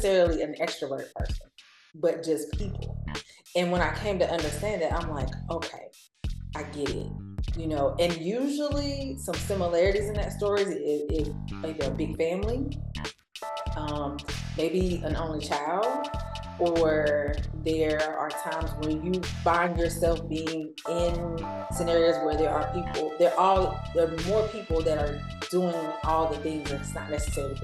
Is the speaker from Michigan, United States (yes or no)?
no; North Carolina, United States; moved away as an adult; now in Atlanta, United States; I'm from North Carolina.